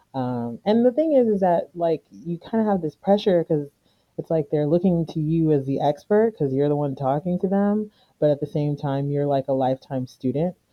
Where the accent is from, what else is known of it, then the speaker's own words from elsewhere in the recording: United States; I was born here and I grew up here, so I'm pretty much American